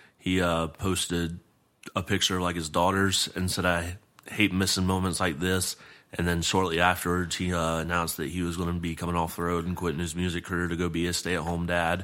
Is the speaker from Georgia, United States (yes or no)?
yes; Atlanta, Georgia, United States; now in Nashville, United States; I'm originally from Atlanta